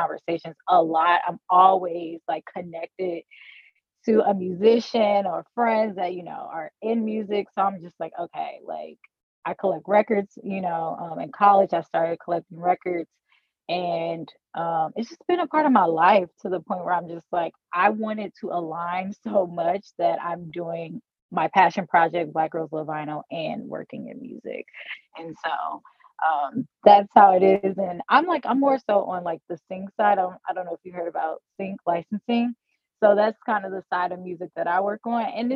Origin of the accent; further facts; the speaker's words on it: St. Louis, Missouri, United States; I'm from St. Louis as well